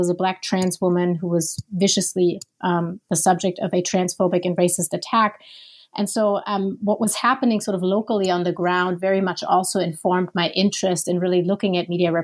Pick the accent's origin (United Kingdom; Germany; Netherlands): Germany; moved away as an adult; also born or lived in Minneapolis, United States; I'm originally from Germany